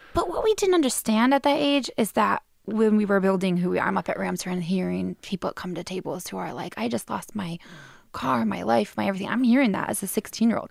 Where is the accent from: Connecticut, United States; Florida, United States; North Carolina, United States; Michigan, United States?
Michigan, United States; Clarkston; moved away as an adult; also born or lived in Australia; now in England; now I'm back in my hometown